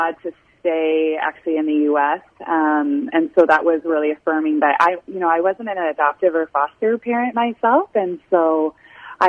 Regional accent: Canada; moved away as an adult; also born or lived in Illinois; I was born and raised in Canada on a dairy farm

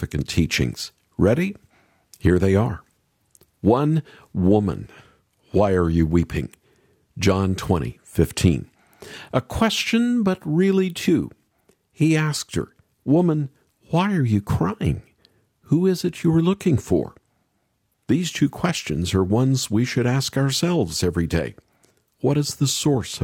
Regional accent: Middle America, Midwest, United States; growing up in Middle America

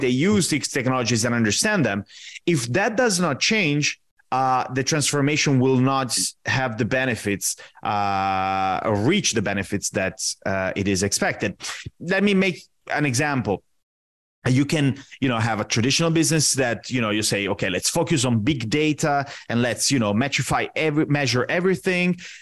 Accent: Italy; moved away as an adult; also born or lived in Washington, D.C., United States; now in Rio de Janeiro, Brazil; I'm originally Italian. I was born and raised in Italy

